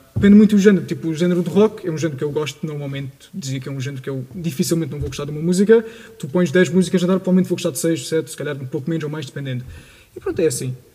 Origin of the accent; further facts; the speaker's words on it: Portugal; eu sou, sou português, como todos nós aqui